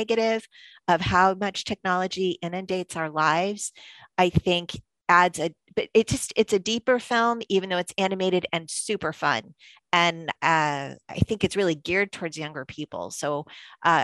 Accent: Massachusetts, United States; since I grew up in Massachusetts

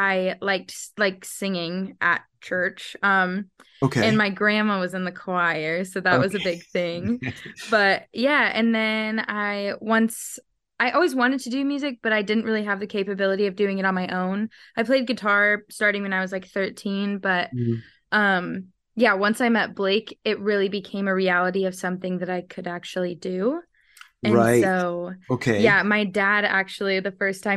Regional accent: Oklahoma, United States; I'm actually from Oklahoma, and yeah, I grew up with really just my mom taking me and my two sisters to church every weekend

